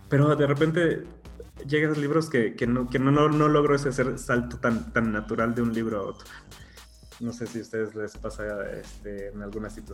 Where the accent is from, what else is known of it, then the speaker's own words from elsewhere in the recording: United States; mis papás llegaron a Estados Unidos, este, yo ya nací en Estados Unidos, pero sigo teniendo como ese, ese, ese, esa relación con algo que realmente yo no conocí, pero me intentan inculcar, pero realmente yo ya soy de acá